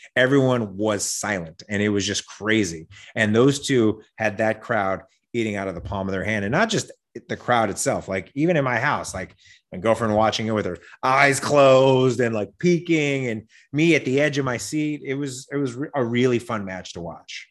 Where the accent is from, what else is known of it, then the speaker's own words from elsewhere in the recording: Las Vegas, Nevada, United States; also born or lived in Wyoming; now in Los Angeles, United States; I grew up in Las Vegas. I was born in Wyoming. I grew up in Las Vegas, but I've been in L A for twenty-plus years